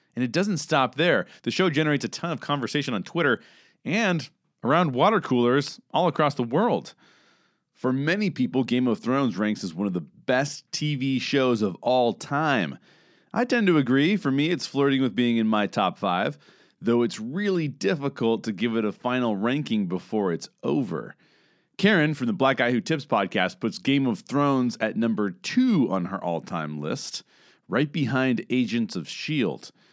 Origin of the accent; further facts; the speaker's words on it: Southern California, United States; I'm a 38 year old white cis male who was born and raised in Southern California, where I currently reside